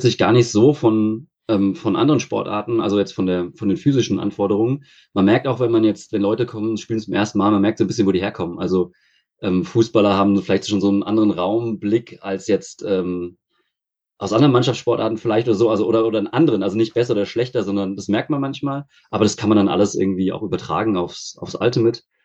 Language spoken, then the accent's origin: German; near Frankfurt, Hesse, Germany; now in Freiburg, Germany; Aus der Nähe von Frankfurt.